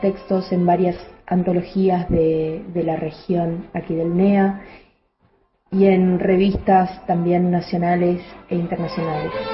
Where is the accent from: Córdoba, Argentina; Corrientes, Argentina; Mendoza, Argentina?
Corrientes, Argentina; Uruguay River coast, interior of Corrientes Province, Argentina; now in Corrientes, Argentina; soy de Corrientes, del el interior de la provincia de Corrientes, de la zona de la costa del río Uruguay